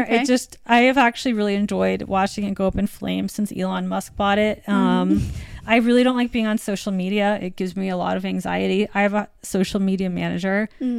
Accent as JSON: {"language": "English", "country": "U.S. Virgin Islands", "tie": "born or raised there", "said": "I mean, I grew up in the Virgin Islands, but my family is from the Midwest."}